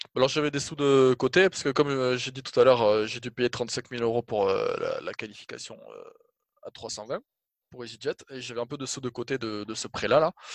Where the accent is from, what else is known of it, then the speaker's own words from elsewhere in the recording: Toulouse, Occitania, France; Je suis né à Toulouse, j'ai fait mes études à Toulouse